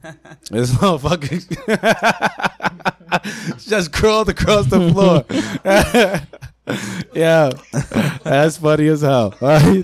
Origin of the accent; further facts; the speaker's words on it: New York City, New York, United States; I'm from Brooklyn